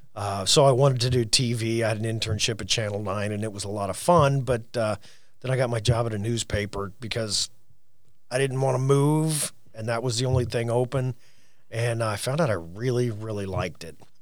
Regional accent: Orrick, Missouri, United States; I'm from Oric, Missouri. That's O R R I C K.

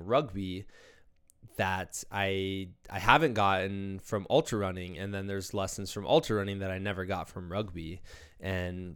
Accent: Muscatine, Iowa, United States; my hometown of Muscatine, Iowa

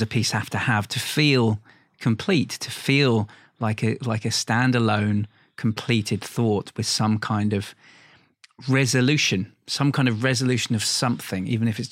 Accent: London, United Kingdom; I'm a Londoner

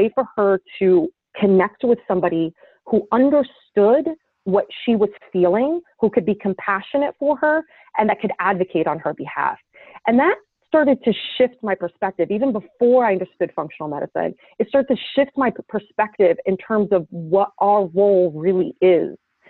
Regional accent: Damascus, Damascus Governorate, Syria; also born or lived in New Jersey, United States; now in New York City, United States; I grew up in Damascus, Syria. From my early childhood, and then moved to New Jersey

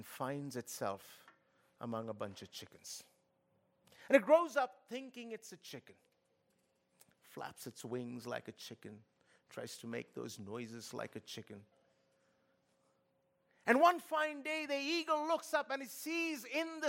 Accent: Kolkata, West Bengal, India; moved away; I come from Kolkata

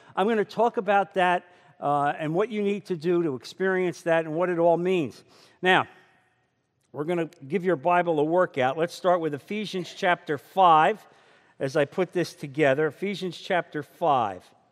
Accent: New Jersey, United States; moved away; I come from New Jersey. And that's how we say water, and that's how we say coffee.

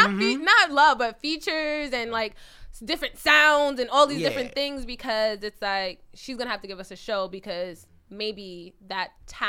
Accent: New York City, New York, United States; I'm from Queens, y'all. I'm not from the Bronx.

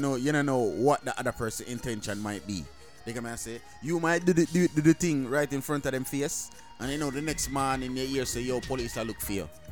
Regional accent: Jamaica; I'm Jamaican

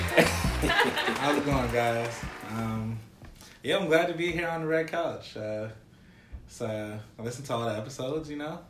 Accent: Irvington, New Jersey, United States; moved away as an adult; I'm originally from New Jersey.

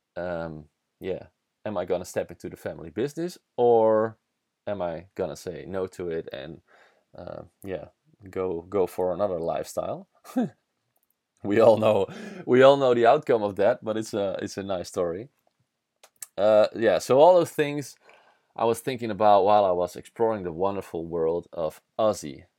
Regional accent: Netherlands; first language Dutch; English is a second language; Dutch is my mother language

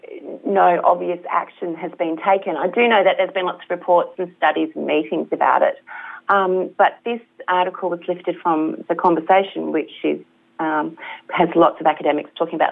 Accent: Meekatharra, Western Australia, Australia; moved away as an adult; now in Victoria, Australia; I was born in Meekatharra, in the middle of nowhere.

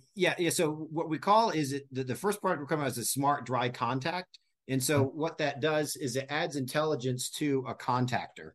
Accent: New England, United States; moved away; I grew up in New England and we had hurricanes

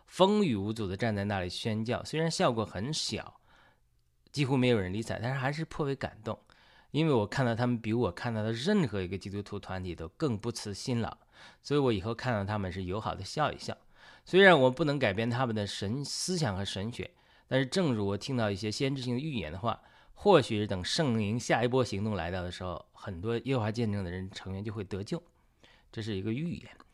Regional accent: China; 因为我是中国人，中国有很多拜佛的人，包括我母亲，母亲以前都多年拜菩萨

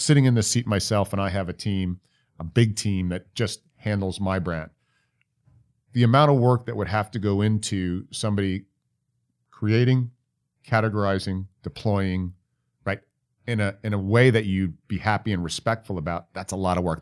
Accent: New York, United States; I'm from New York

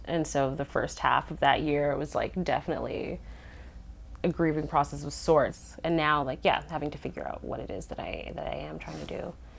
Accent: Winnipeg, Manitoba, Canada; I'm from Winnipeg.

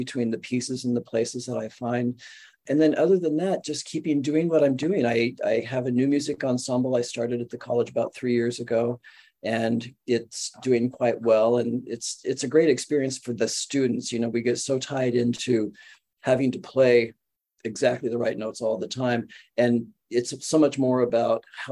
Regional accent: Southern California, United States; moved away; we're from Southern California

